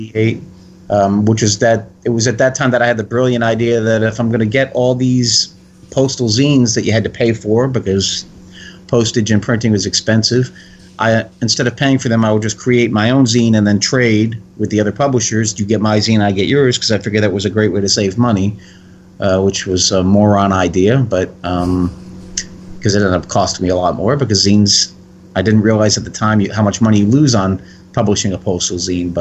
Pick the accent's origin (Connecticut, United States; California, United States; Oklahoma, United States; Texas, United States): Connecticut, United States; moved away; also born or lived in New Jersey; Growing up in Connecticut in the 70s